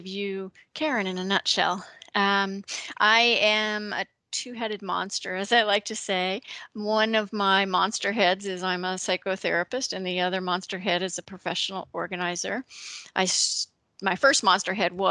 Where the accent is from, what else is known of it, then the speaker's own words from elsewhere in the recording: Connecticut, United States; moved away as an adult; now in Ohio, United States; I am originally from Connecticut.